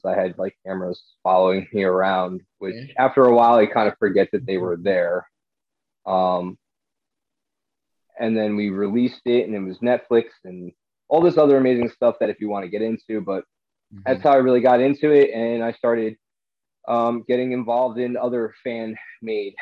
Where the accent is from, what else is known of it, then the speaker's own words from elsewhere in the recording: New Jersey, United States; I got involved with a group of Ghostbusters that was based in my home state